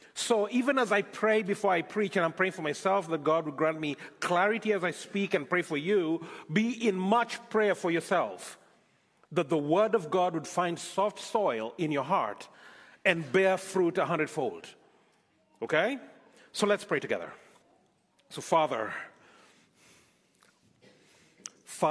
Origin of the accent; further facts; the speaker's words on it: Nairobi, Kenya; moved away as an adult; also born or lived in Scotland; now in Canada; I am from Kenya, born, brought up in Kenya, lived there for many years, pastored a church in Scotland for a bit, and then came on to Canada